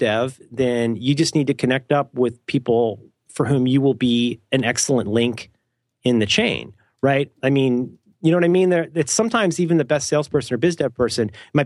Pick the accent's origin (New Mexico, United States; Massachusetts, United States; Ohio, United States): Ohio, United States; I'm from Ohio.